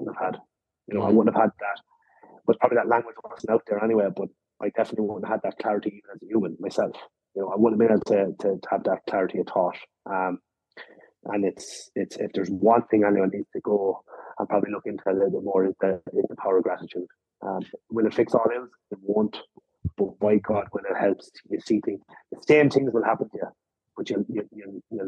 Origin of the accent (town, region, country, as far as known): Ireland